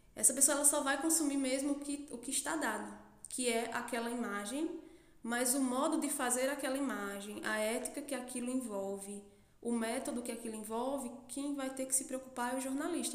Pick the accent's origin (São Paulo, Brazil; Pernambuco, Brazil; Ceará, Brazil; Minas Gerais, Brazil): Pernambuco, Brazil; Santa Cruz do Capibaribe; also born or lived in Campina Grande, Paraíba; eu sou de Santa Cruz do Capibaribe. É, vivi minha vida toda aqui.